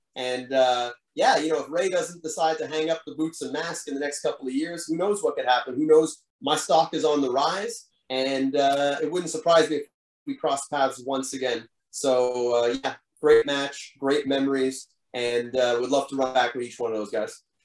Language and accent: English; Montreal, Quebec, Canada; my hometown crowd